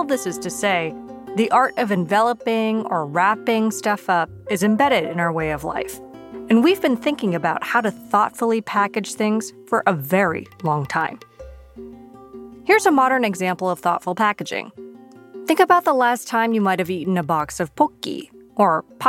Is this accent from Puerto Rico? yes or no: no; Japan; moved away; you probably know that I'm from Japan